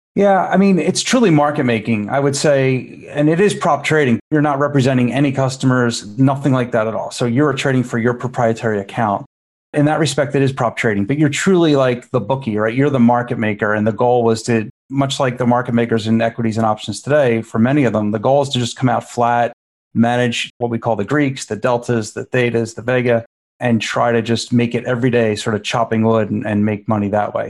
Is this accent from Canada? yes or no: no; Philadelphia, Pennsylvania, United States; born or raised there